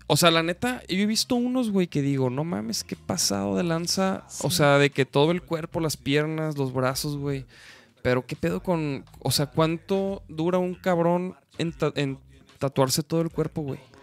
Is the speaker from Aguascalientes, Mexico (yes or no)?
no; Chihuahua, Mexico; somos de Chihuahua